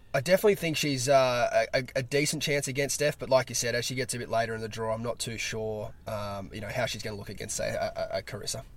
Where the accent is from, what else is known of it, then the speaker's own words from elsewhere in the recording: Australia; as an Australian surf fan